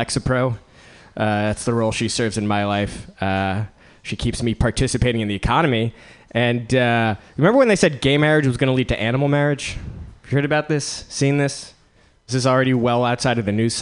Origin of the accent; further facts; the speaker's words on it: East Coast, United States; moved away as an adult; now in Bay Area, United States; On the East Coast, I was something of a failure, but then I moved to the Bay Area